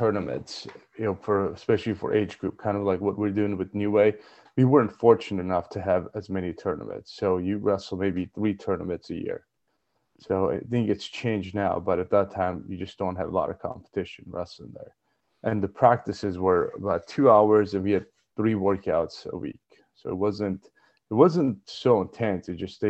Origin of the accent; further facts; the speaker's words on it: Armenia; Basically, you're born in Armenia, you do some kind of a combat sport, wrestling, judo, boxing, sambo. That's just the culture of it.